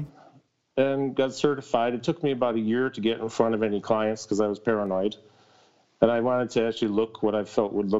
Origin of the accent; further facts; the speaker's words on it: Syracuse, New York, United States; also born or lived in Ithaca, New York; I was born in Ithaca, New York, but pretty much since the age of three, I've been in the Syracuse, New York area